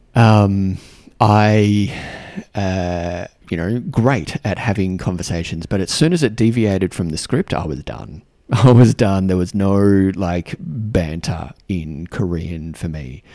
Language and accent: English; Australia; accent: Australian; moved away; also born or lived in New Zealand; And I have an Australian accent. Um, I'm Australian.